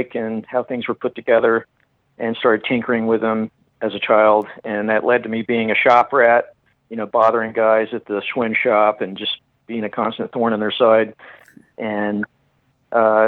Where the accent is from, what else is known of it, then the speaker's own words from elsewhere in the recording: Fort Worth, Texas, United States; moved away; I grew up in Texas and in Fort Worth.